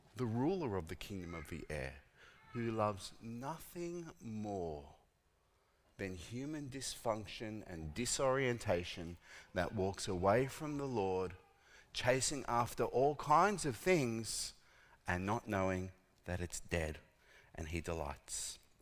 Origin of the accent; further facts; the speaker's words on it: Australia; I was born in Australia